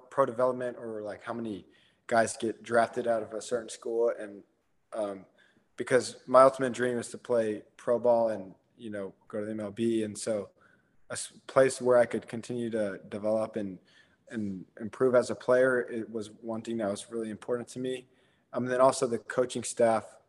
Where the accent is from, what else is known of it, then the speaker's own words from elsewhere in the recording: Houston, Texas, United States; I'm born and raised in Houston